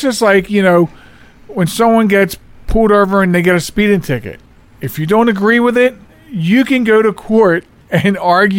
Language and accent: English; Delaware, United States; okay, so we come from Delaware, no